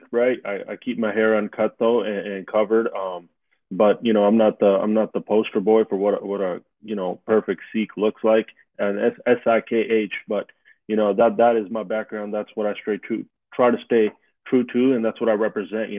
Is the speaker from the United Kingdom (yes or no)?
no; Vancouver, British Columbia, Canada; I'm born and raised in Vancouver, Canada.